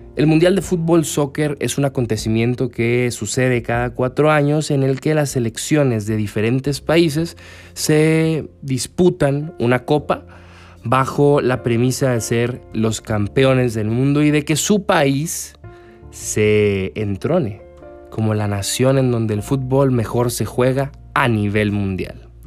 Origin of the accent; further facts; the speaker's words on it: Mexico; como mexicano